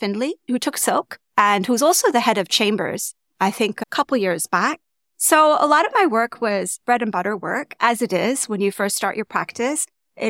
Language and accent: English; Tokyo, Japan; also born or lived in Jakarta / Malaysia; And I was born in Tokyo, one of their postings. I feel privileged to have grown up as a third culture kid and spent my childhood in Tokyo, Jakarta, and of course, Malaysia.